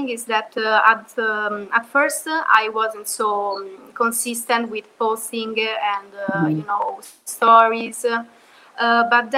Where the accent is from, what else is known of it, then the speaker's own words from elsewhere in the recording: Rome, Lazio, Italy; I'm from Rome, Italy, and I'm 21 years old